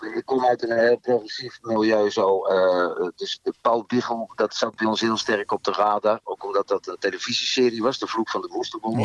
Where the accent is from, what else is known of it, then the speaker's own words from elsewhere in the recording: Veenendaal, Utrecht, Netherlands; ik kom uit Veenendaal